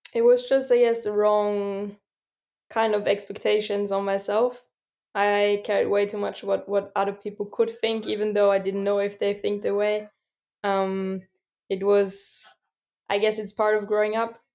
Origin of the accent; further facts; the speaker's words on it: Austria; my hometown, Svalbard